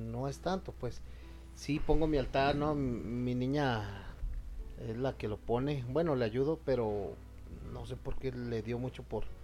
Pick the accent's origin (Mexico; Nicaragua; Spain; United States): Mexico; aquí en México es obligación